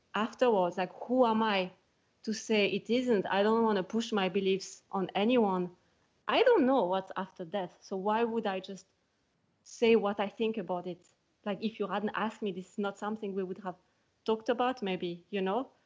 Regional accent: Switzerland; moved away as an adult; also born or lived in California; now in Scotland, United Kingdom; I am from Switzerland

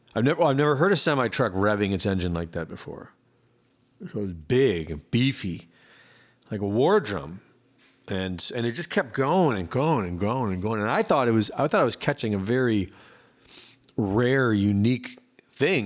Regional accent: Cleveland, Ohio, United States; moved away as an adult; I grew up in Cleveland, Ohio, from, like, you know, two years old up until in my twenties

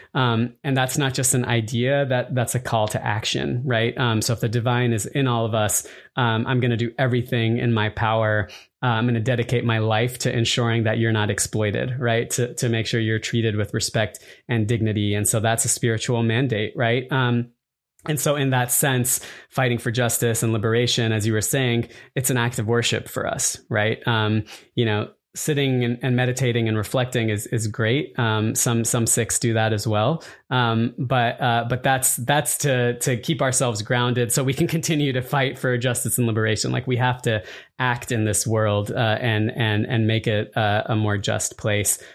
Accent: Arizona, United States; moved away; partially growing up in Arizona

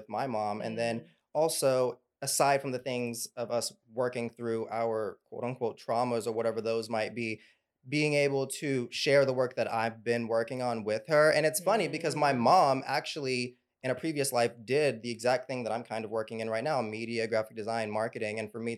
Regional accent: North Little Rock, Arkansas, United States; my hometown, North Little Rock, Arkansas

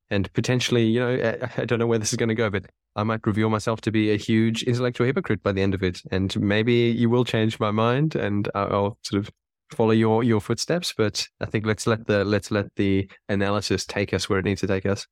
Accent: South Africa; where I was born, I was born in South Africa.

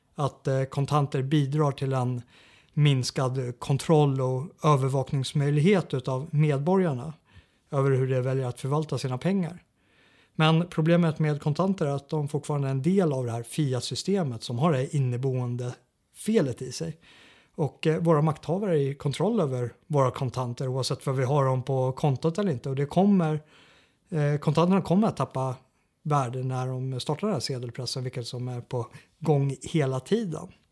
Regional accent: Sweden; som svensk eh, regimkritiker

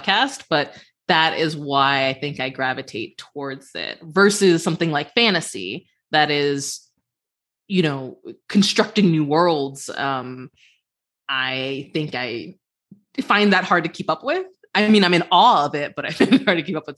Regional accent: Cleveland, Ohio, United States; my hometown of Cleveland

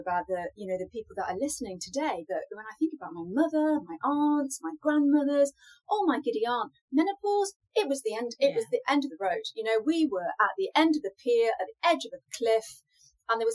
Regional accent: United Kingdom; I'm British, so of course I'm a tea drinker

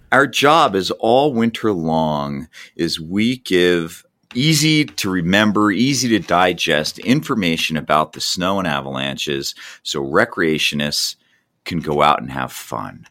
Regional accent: New Jersey, United States; moved away as an adult; I grew up in New Jersey

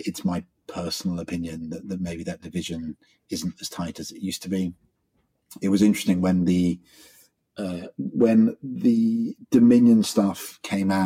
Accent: England, United Kingdom; now in Australia; I'm an Englishman.

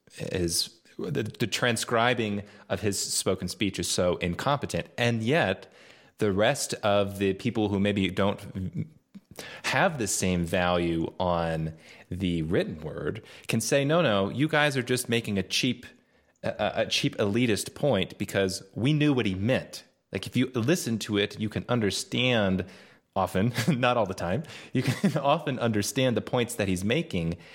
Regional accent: United States; growing up in the States

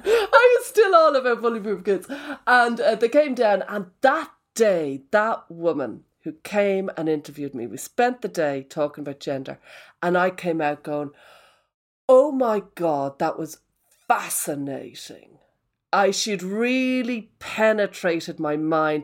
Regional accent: Ireland; I'm Irish, so all my life took place in pubs.

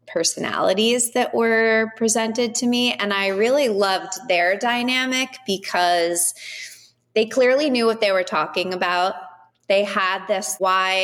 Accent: Southern California, United States; now in New York, United States; I'm from California. I'm from Southern California

